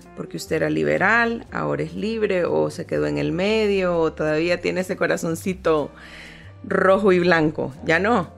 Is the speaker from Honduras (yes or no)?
yes; Honduras; como hondureños